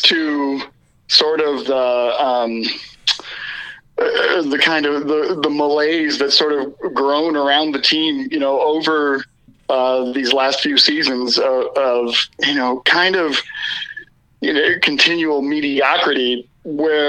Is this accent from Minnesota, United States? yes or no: yes; Minnesota, United States; I am from Minnesota